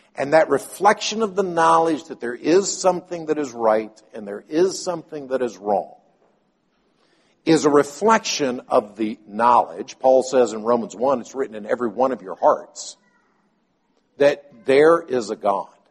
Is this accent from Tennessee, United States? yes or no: yes; Nashville, Tennessee, United States; moved away; I'm from Nashville.